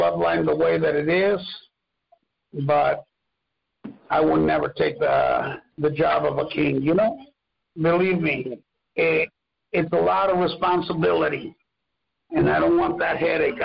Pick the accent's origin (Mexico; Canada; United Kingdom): Mexico; English is a second language; moved away; I wasn't raised in the United States. I was raised in Mexico.